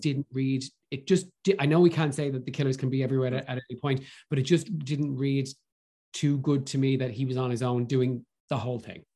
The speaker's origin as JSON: {"language": "English", "country": "Ireland", "said": "as Irish people, and especially as Irish actors"}